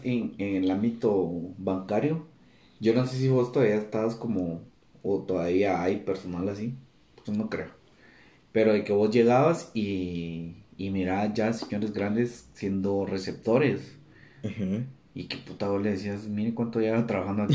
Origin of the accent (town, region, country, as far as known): Guatemala